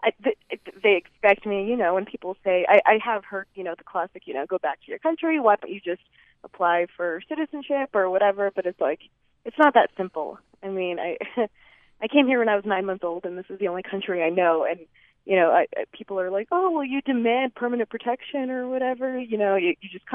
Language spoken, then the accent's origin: English; Boston, Massachusetts, United States; now in Utah, United States; I grew up in Boston